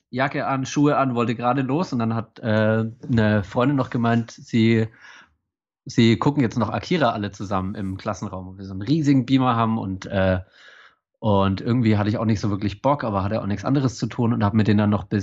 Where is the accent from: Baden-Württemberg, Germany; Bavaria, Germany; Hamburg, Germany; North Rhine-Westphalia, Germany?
Baden-Württemberg, Germany; Ich bin ja auch Schwabe.